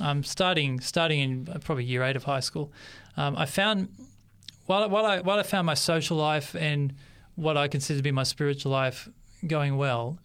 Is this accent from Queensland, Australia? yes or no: no; Sydney, New South Wales, Australia; accent: Australian; also born or lived in Papua New Guinea; I was born in 1979 in Sydney. I uh, grew okay. up in Western Sydney, in the suburbs of Western Sydney